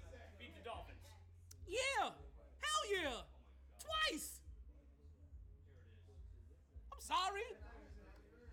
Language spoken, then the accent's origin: English; New York, United States; I'm a New Yorker